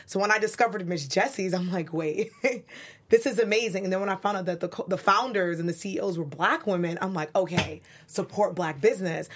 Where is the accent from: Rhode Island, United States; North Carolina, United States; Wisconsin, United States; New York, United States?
New York, United States; New York City; now in Los Angeles, United States; I'm from Brooklyn, as I tell you guys all the time, 'cause that's what New Yorkers do.